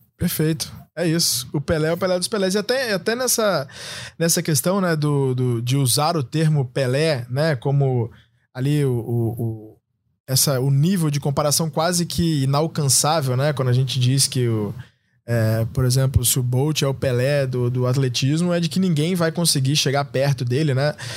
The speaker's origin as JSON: {"language": "Portuguese", "country": "Brazil", "also_born_or_lived": "Russia"}